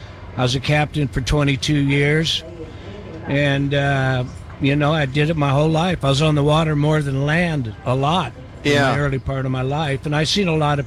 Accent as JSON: {"language": "English", "region": "Idaho", "country": "United States", "tie": "born there", "said": "I was born in Idaho, and I think Bob is right."}